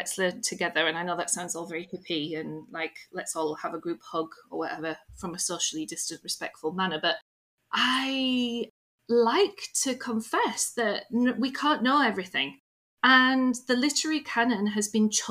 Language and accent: English; United Kingdom; I'm British